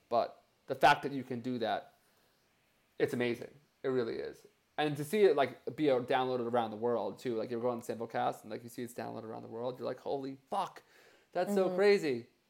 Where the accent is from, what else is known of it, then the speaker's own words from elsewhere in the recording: New Jersey, United States; Oh, I'm from New Jersey, too.